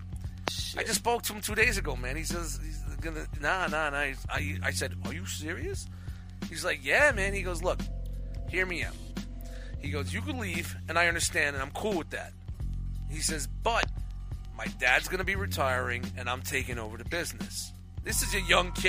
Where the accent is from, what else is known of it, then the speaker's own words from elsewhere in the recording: New York City, New York, United States; moved away; when I grew up in Brooklyn